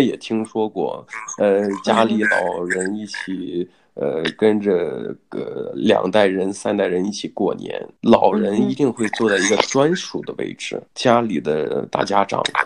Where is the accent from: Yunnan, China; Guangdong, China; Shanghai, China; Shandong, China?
Shandong, China; now in Australia; 我是大陆这边，北方的，呃嗯，安东嘛，孔孟之乡这边